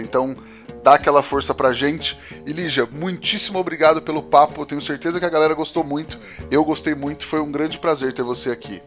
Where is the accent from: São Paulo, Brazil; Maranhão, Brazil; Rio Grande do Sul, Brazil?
São Paulo, Brazil; Também fui criado no DDD 018